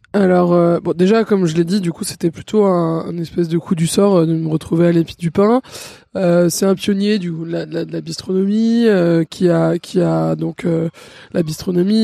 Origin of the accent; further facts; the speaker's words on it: Paris, Île-de-France, France; J'ai grandi à Paris dans le 6